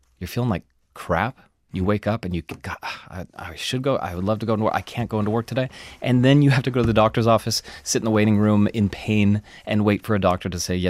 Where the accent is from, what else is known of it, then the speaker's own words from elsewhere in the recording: Washington, United States; One of the studies comes from my home state. It was the passage of a paid sick leave directive in Washington state.